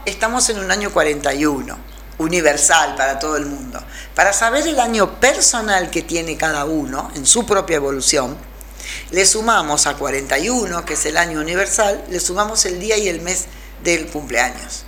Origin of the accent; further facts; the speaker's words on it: Rosario, Santa Fe, Argentina; moved away as an adult; also born or lived in Spain; now in Traslasierra, Argentina; Yo me vine a Rosario, que era de donde había salido.